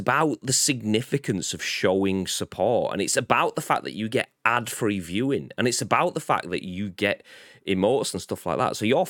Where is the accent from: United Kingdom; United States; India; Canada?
United Kingdom; the North of England; I've been a Northerner my whole life, and now I'm Southern.